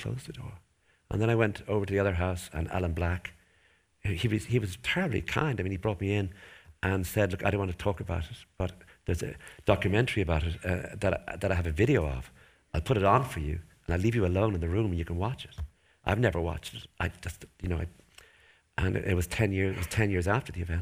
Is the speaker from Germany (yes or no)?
no; Enniscorthy, Leinster, Ireland; because I'm from Enniscorthy